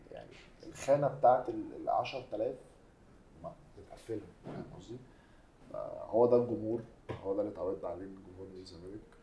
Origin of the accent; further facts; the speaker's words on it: Egypt; انا كمصري